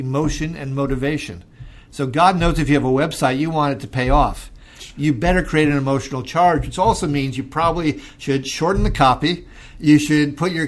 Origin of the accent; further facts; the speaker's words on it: Minnesota, United States; who is from my home state of Minnesota